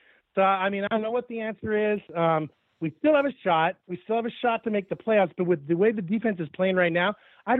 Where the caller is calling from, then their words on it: Boise, Idaho, United States; from Boise, Cody.